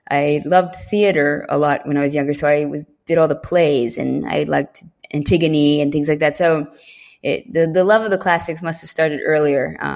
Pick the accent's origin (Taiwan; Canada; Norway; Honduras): Norway; born there; also born or lived in England / United States; I was born in Norway, and my mother's family is originally Norwegian, so I, I did grow up with a lot of Norwegian culture and my childhood. But uh, we moved to England actually when I was still a baby, about six months, and then I moved to America when I was four.